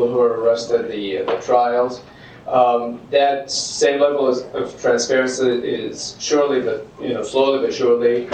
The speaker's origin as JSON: {"language": "English", "town": "Jeddah", "region": "Makkah Province", "country": "Saudi Arabia", "tie": "born or raised there", "said": "Jeddah, for instance, which is where my hometown"}